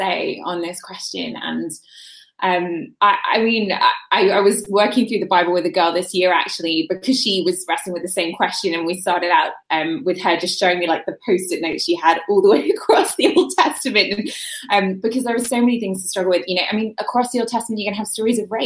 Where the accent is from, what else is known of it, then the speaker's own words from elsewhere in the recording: London, United Kingdom; moved away as an adult; now in United States; where I grew up in London was so secular